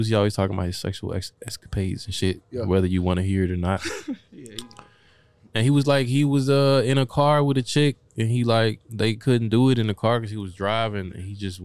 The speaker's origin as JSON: {"language": "English", "town": "Five Points", "region": "Alabama", "country": "United States", "accent": "Alabama", "moved": "yes", "lives_now": "Germany", "said": "I'm from Five Points. It's like not even on the map. It's like hour and a half away from Montgomery"}